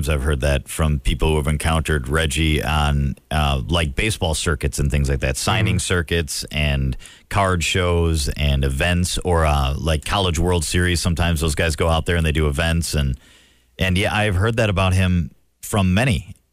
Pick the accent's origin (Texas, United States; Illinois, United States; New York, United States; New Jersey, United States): Illinois, United States; Chicago; I grew up in Chicago, and my brother worked at Midway Airport where the private